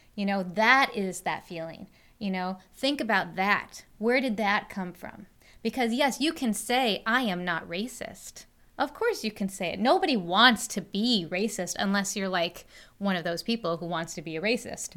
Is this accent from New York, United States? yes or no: yes; Western New York, United States; I grew up out here in Western New York